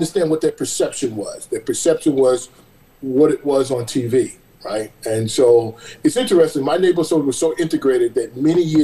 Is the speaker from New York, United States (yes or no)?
yes; New York City, New York, United States; moved away as an adult; now in California, United States; I was raised in Brooklyn, went out to the suburbs, went to high school out there, went to college out there